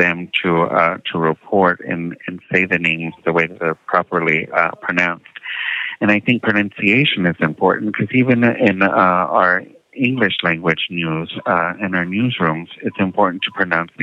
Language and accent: English; San Antonio, Texas, United States; moved away; also born or lived in Minneapolis / Washington, D.C.; growing up in San Antonio, my parents didn't teach us Spanish